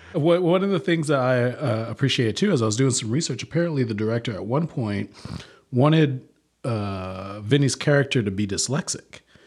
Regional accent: the South, United States; also born or lived in Louisiana / Oklahoma; I grew up in the South.

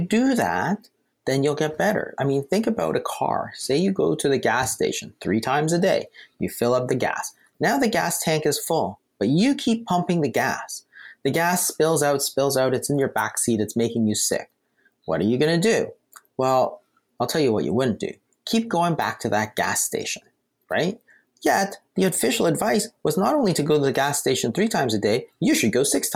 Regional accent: Canada; We're Canadian.

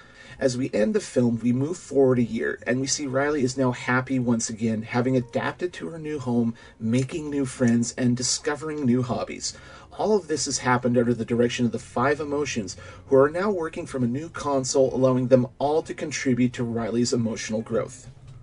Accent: Saskatoon, Saskatchewan, Canada; from Saskatoon.

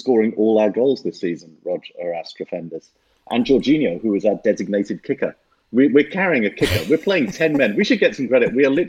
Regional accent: London, United Kingdom; I'm from South London where Palace play.

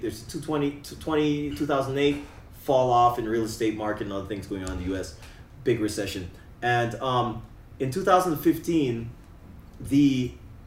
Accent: Canada; moved away as an adult; now in Medellin, Colombia; I'm Canadian

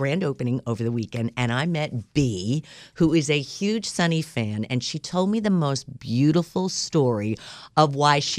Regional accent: New York, United States; moved away; Growing up in New York, we were all into skiing and figure skating and everything.

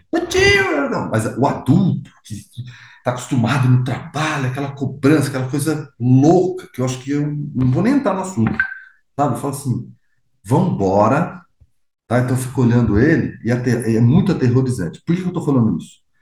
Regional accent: Brazil; Sou brasileiro

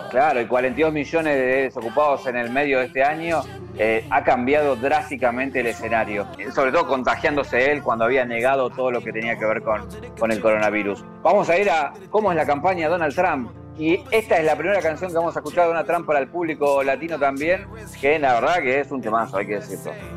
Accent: Argentina; a nosotros también como, argentinos

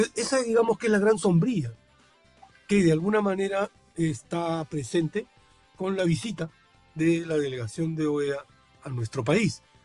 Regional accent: Peru; nuestro país

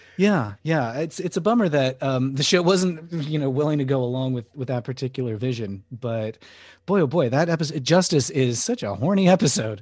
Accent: Connecticut, United States; I grew up in Connecticut

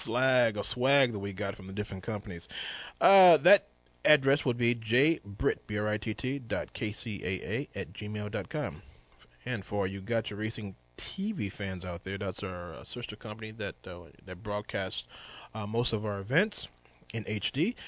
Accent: United States

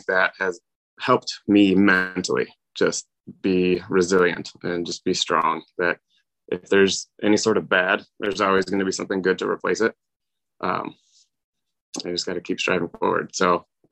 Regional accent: North Carolina, United States; I grew up in North Carolina, and there's a lot of red clay

